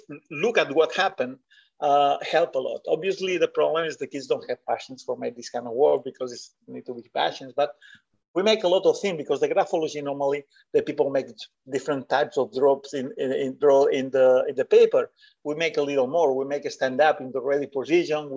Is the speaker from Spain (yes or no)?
yes; Spain; English is a second language; I was from Bartino.